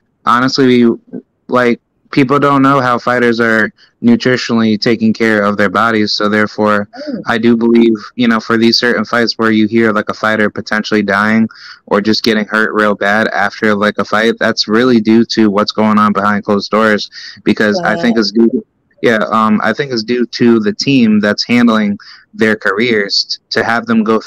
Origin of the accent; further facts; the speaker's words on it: Albany, New York, United States; also born or lived in Clifton Park, New York; I'm from Albany, but I went to school up in Clifton Park, up in the Saratoga region